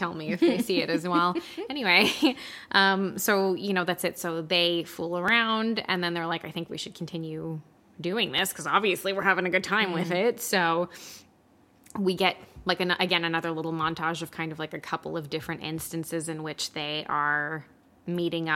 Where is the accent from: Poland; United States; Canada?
Canada; We're Canadian